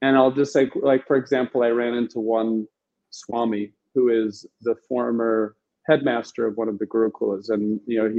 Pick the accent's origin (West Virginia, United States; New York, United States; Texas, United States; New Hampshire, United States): West Virginia, United States; New Vrindaban; I was born and raised in New Vrindavan